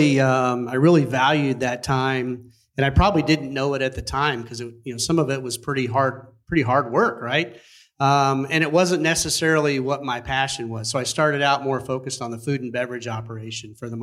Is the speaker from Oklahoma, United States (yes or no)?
yes; Tulsa, Oklahoma, United States; moved away as an adult; now in Las Vegas, United States; my hometown, Tulsa, Oklahoma